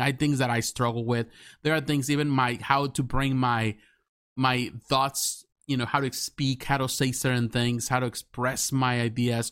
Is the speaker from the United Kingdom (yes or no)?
no; Mexico; English is a second language; now in United States; when I was living back in Mexico